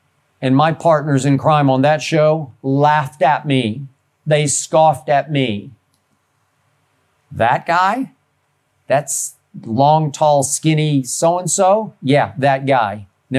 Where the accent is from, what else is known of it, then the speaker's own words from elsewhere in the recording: Oklahoma City, Oklahoma, United States; moved away; my hometown of Oklahoma City, Oklahoma, where I grew up never imagining in my wildest dreams that we would have an NBA team.